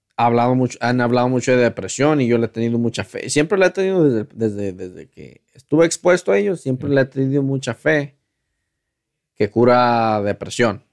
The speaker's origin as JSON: {"language": "Spanish", "country": "Mexico", "moved": "yes", "lives_now": "United States", "said": "como mexicanos"}